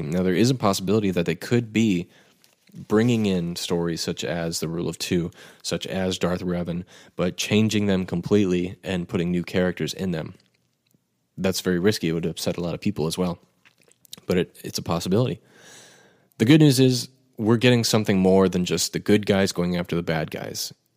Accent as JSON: {"language": "English", "country": "United States", "tie": "born or raised there", "said": "my family is actually from Scotland. Uh, I was not born there. I was born in the States, but, um, my father is Scottish"}